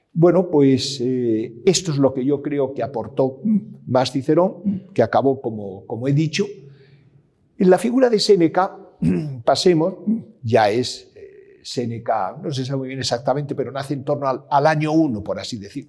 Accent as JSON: {"language": "Spanish", "town": "Madrid", "region": "Community of Madrid", "country": "Spain", "tie": "born or raised there", "also_born_or_lived": "Salamanca / Ávila / Peñaranda de Bracamonte", "said": "mi familia pues, es de Salamanca y Ávila, sobre todo Salamanca, Pierna de Bracamonte, aunque yo nací en Madrid por diferentes circunstancias"}